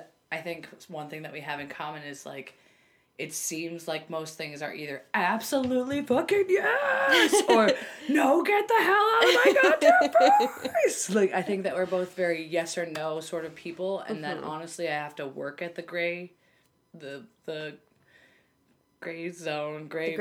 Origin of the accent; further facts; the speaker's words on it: Delaware, United States; I was born and raised in Delaware